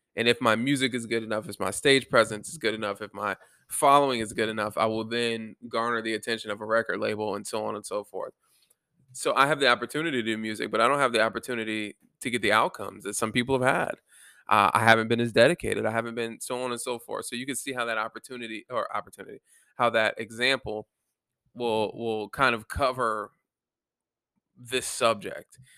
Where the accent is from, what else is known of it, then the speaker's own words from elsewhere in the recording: Germany; moved away; Germany, my home country